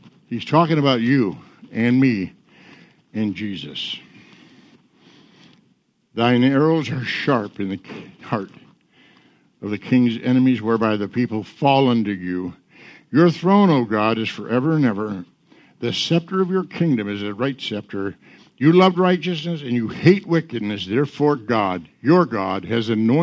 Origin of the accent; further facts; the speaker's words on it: Michigan, United States; I'm not a Missourian. Where are you from? Michigan